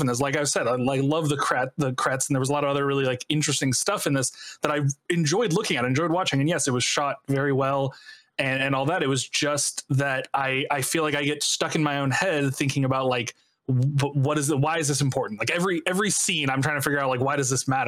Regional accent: United States; I'm an English-speaking American

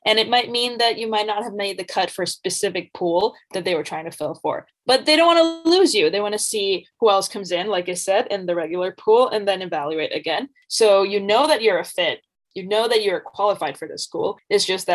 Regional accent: Bangladesh; moved away as an adult; I'm originally from Bangladesh

